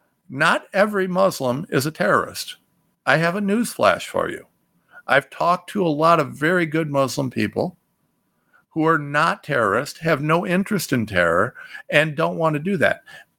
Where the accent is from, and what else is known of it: United States